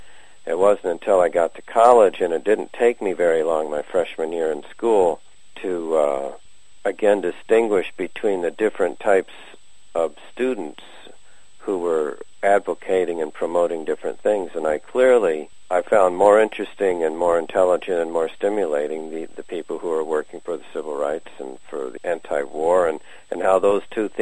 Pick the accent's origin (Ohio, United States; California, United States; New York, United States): New York, United States; near Cooperstown, Oneonta, Otsego County, central; also born or lived in western Massachusetts; now in Massachusetts, United States; I grew up on a small dairy farm in upstate New York, central New York, near Cooperstown, Oneonta, and Otsego County.